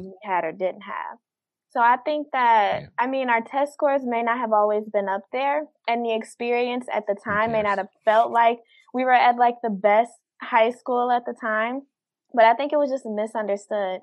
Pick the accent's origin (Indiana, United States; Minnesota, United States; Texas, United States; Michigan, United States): Michigan, United States; Detroit; born and raised in Detroit